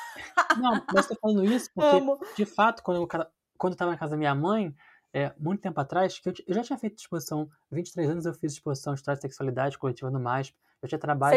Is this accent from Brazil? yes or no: yes; Rio de Janeiro, Brazil; now in São Paulo, Brazil; eu sou carioca, e tive uma educação no Parque Laje